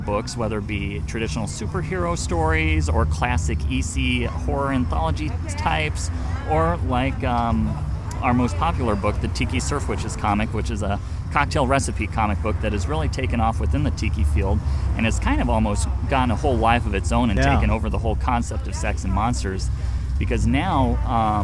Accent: Iowa, United States; moved away as an adult; now in California, United States; I'm from Iowa originally

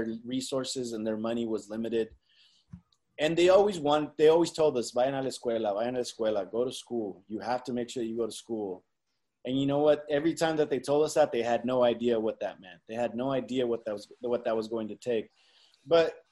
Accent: California, United States; also born or lived in Zacatecas, Mexico; I was born here in California, but I've also lived 3 years in Zacatecas, Mexico

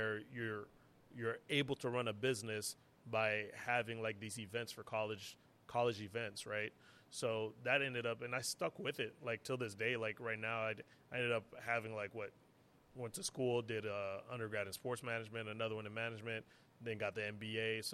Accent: Haiti; moved away; also born or lived in Montreal, Canada / New York, United States; growing up in Haiti

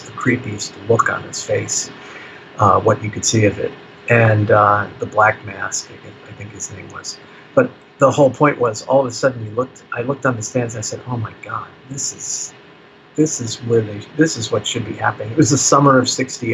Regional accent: New Jersey, United States; I grew up in New Jersey

